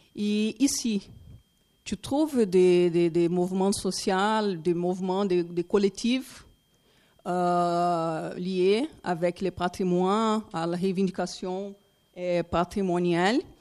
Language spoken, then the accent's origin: French; Brazil; French is a second language; je suis brésilienne